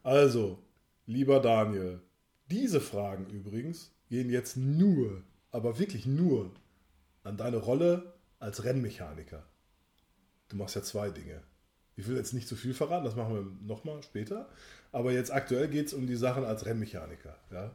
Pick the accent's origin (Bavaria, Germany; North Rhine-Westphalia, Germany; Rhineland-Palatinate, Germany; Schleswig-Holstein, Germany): North Rhine-Westphalia, Germany; Sauerland; bei uns äh? im Sauerland